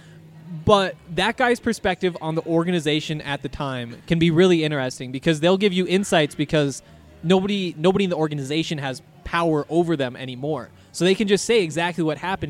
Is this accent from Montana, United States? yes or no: yes; Montana, United States; now in Denver, United States; I grew up in Montana